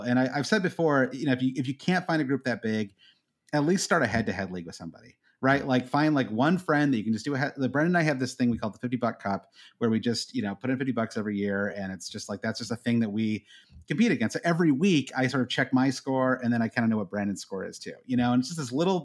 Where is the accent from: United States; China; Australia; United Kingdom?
United States; Midwest; Growing up in the Midwest